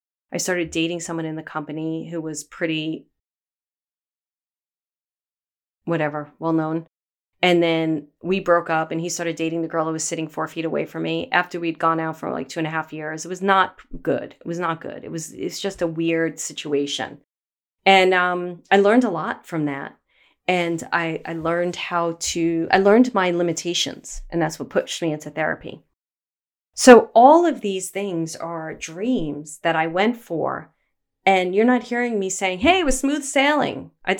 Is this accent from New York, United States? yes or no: yes; Brooklyn, New York, United States; I grew up in Bay Ridge, Brooklyn, a very small type of area in Brooklyn that was very, we all knew each other.